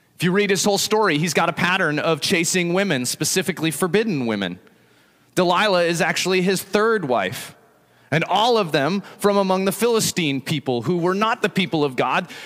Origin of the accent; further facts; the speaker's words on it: Evergreen, Colorado, United States; moved away; growing up in Colorado